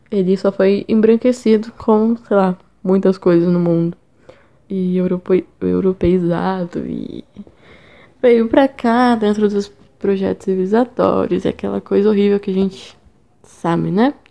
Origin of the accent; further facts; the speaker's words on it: São Paulo, Brazil; now in São João del-Rei, Brazil; Eu sou de São Paulo, mas moro em Minas Gerais. Lá eu estudo jornalismo na UFCJ, em São João do Rei.